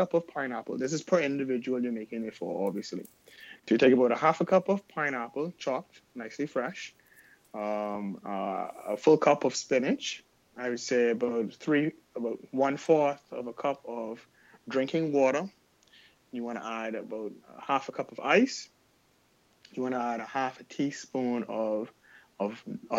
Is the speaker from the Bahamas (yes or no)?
yes; Bahamas; my hometown, the Bahamas